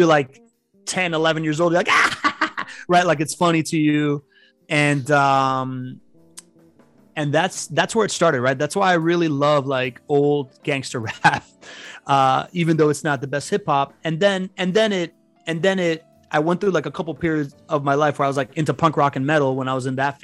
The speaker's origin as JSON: {"language": "English", "town": "Miami", "region": "Florida", "country": "United States", "tie": "born or raised there", "also_born_or_lived": "Spain / Venezuela", "second_language": "English", "said": "I grew up in Miami"}